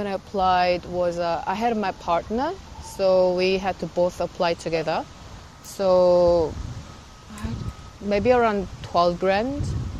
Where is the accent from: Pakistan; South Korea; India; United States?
South Korea; moved away as an adult; now in Australia; I'm originally from Korea, South Korea. And I worked there as a chef in Korea like for 8 years before I came to Australia.